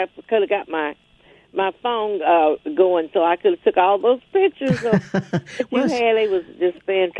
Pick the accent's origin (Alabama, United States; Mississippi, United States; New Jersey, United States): Mississippi, United States; Belleville